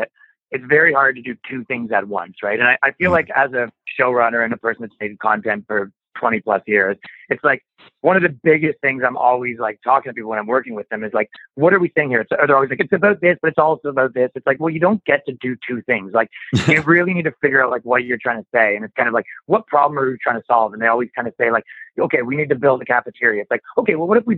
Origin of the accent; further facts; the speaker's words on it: Canada; I'm from Canada